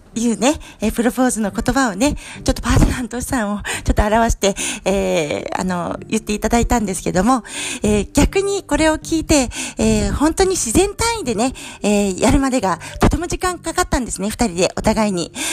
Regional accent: Iwaki, Fukushima, Japan; 私は福島県いわき市出身の

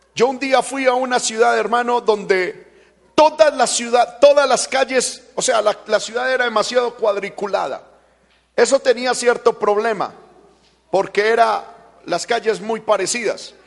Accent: Paisa, Antioquia, Colombia; como paisa que soy

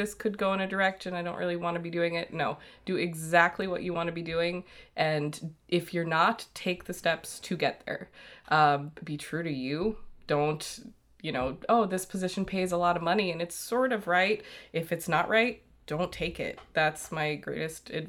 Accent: Daytona Beach, Florida, United States; also born or lived in Port Orange, Florida; I grew up here. I mean, I grew up in Daytona Beach

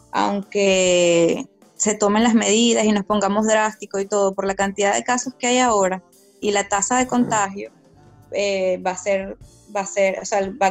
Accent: Venezuela; moved away; te digo como venezolana

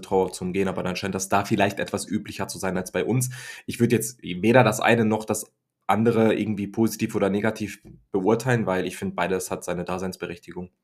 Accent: Germany; ich bin ja ein Deutscher, der dann in England

